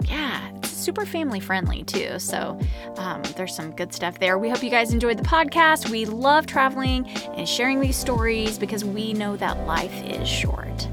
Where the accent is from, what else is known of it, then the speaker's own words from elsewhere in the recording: Oklahoma, United States; now in Dallas, United States; we're from Oklahoma